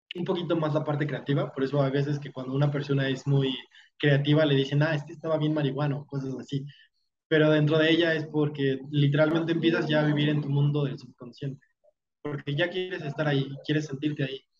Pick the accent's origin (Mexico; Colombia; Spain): Mexico; como mexicano a veces se nos haga menos solamente por ser mexicano